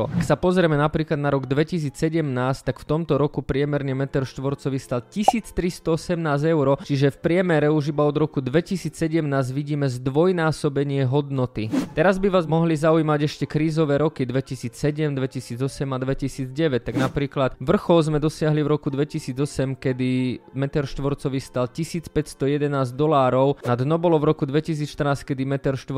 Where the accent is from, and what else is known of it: Slovakia